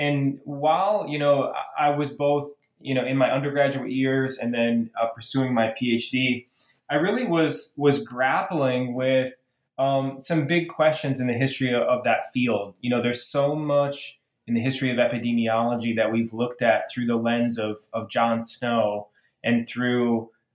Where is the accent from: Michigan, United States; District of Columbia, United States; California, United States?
Michigan, United States; I'm originally from Michigan